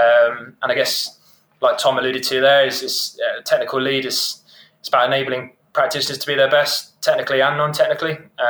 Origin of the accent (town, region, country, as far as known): Brighton, South East England, United Kingdom; born or raised there; moved away as an adult; also born or lived in Edinburgh